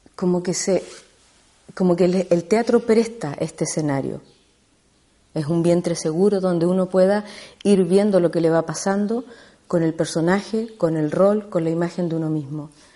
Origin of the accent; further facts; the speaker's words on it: Chile; yo soy chilena, eh, estudié hace mucho tiempo en Chile teatro